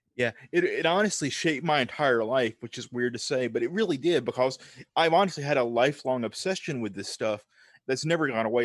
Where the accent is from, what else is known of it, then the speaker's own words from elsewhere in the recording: Tupelo, Mississippi, United States; now in Nashville, United States; I'm from the Deep South. So I grew up in a small town called Tupelo, Mississippi, which is in the deep, deep South